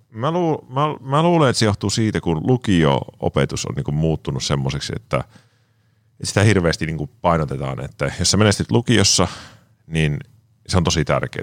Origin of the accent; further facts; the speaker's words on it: Kuopio, North Savo, Finland; mä on lähtöisin Savosta, Kuopiosta